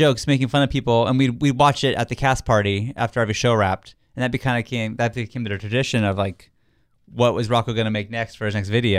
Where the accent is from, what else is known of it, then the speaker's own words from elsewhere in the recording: Santee, California, United States; if we're like in Florida, we say San Diego because no one knows what Santee is.